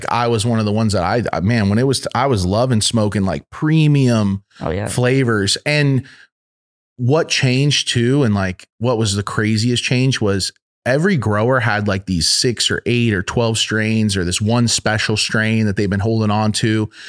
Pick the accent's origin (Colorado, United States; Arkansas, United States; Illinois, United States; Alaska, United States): Arkansas, United States; Where'd you grow up? Arkansas originally. So Arkansas.